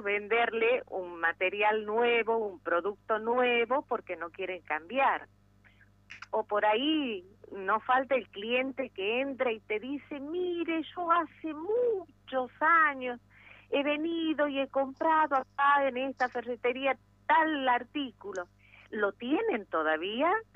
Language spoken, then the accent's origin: Spanish; Argentina; soy argentina por nacimiento y ferretera por opción